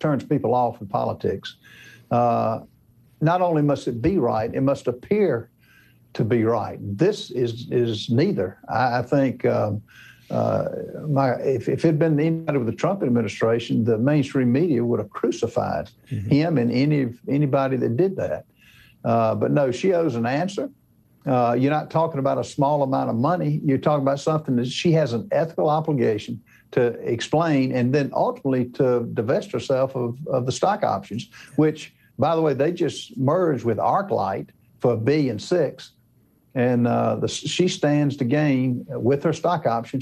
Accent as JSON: {"language": "English", "region": "South Carolina", "country": "United States", "said": "my home state of South Carolina"}